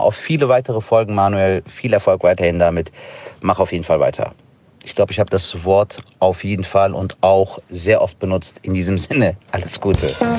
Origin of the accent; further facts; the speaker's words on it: Harsewinkel, North Rhine-Westphalia, Germany; moved away as an adult; also born or lived in Bavaria; now in Gütersloh, Germany; ich bin ja in Hasewinkel aufgewachsen. Das ist im Kreis Gütersloh so ein Kaff.